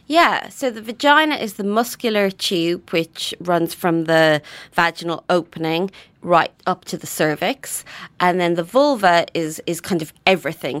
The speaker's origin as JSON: {"language": "English", "country": "Ireland", "tie": "born or raised there", "moved": "as an adult", "lives_now": "United Kingdom", "said": "I grew up in Ireland"}